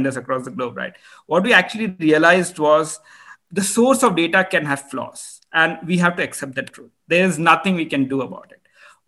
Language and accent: English; India; I'm Indian